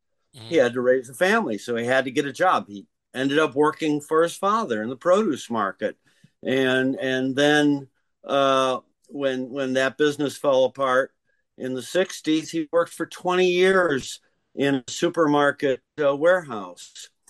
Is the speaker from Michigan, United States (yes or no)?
yes; Detroit, Michigan, United States; now in New York, United States; All three of us are originally from Detroit.